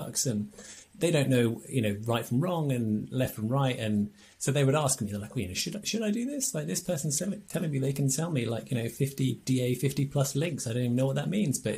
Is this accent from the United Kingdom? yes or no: yes; England, United Kingdom; we're English